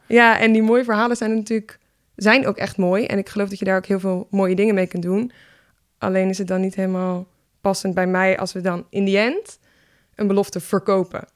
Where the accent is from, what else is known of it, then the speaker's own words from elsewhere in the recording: Leiderdorp, South Holland, Netherlands; also born or lived in Nijmegen; now in Utrecht, Netherlands; Ik ben geboren in Leiden-dorp.